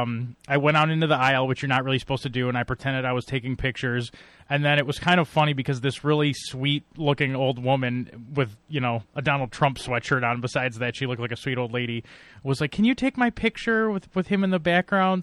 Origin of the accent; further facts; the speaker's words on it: Buffalo, New York, United States; I'm from Buffalo